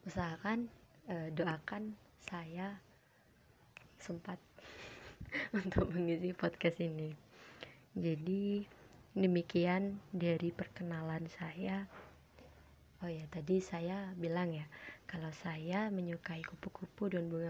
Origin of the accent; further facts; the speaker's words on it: Kediri, East Java, Indonesia; saya berasal dari Jawa Timur, dari Kediri. Uh, kalian tahu kan Kediri?